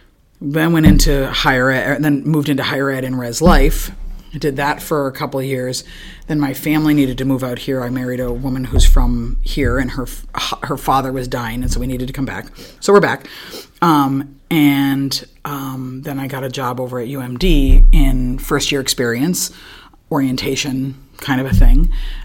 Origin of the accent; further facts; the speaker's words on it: North Dakota, United States; I grew up as a Quaker. I grew up in North Dakota.